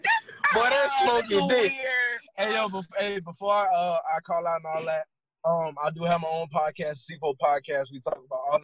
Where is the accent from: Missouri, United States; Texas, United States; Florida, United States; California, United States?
Florida, United States; Tampa; But now I'm from Tampa, Florida.